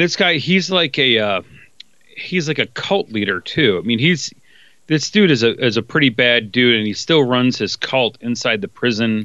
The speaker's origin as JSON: {"language": "English", "town": "Detroit", "region": "Michigan", "country": "United States", "tie": "born or raised there", "said": "grew up in Detroit"}